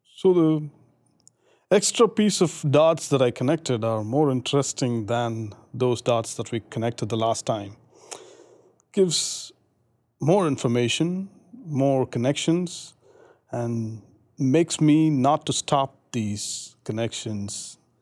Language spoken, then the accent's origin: English; India; moved away as an adult; now in United States; I'm from India. I've been here in, in the U S for the past four and a half